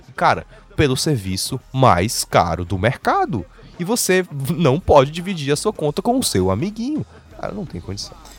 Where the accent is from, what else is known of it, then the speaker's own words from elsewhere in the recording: Fortaleza, Ceará, Brazil; nós somos de Fortaleza.